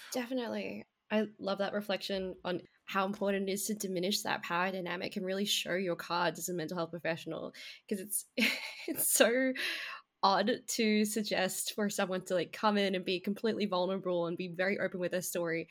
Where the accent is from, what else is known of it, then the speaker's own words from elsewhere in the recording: Australia; I was born in Australia